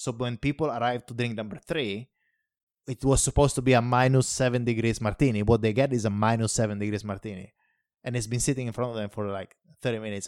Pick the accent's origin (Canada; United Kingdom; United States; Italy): Italy; moved away; In my hometown, for instance, it's like, I come from a very small place. About seven hundred and fifty people live there